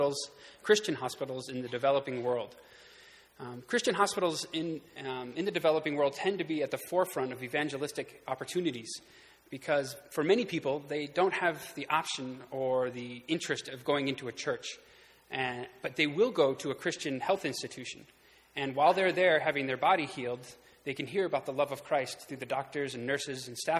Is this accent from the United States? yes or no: yes; Houghton, New York, United States; moved away as an adult; now in Kenya; I grew up here in Houghton, and my wife and I actually met here at Houghton College